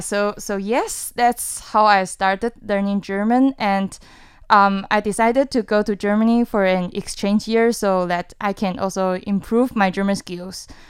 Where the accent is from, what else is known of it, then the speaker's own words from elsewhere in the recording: Kaohsiung, Taiwan; moved away as an adult; now in Taipei, Taiwan; I'm from Kaohsiung and I study in Taipei